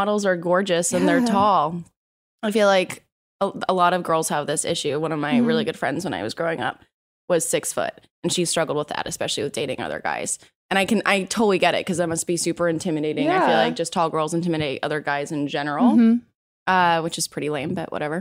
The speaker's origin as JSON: {"language": "English", "country": "South Africa", "said": "I'm from South Africa"}